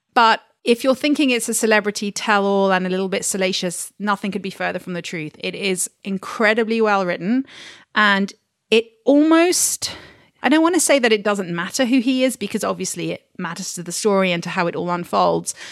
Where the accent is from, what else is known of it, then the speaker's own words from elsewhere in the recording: United Kingdom; moved away as an adult; also born or lived in Washington DC; now in London, United Kingdom; being a Brit who's worked in an American bookshop